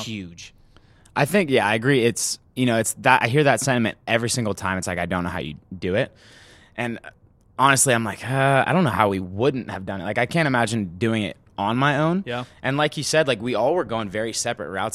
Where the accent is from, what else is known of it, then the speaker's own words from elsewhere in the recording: Sacramento, California, United States; I grew up in Sacramento